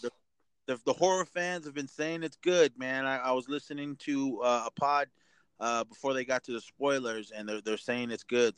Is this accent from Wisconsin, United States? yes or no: no; Oakland / Bay Area, California, United States; my hometown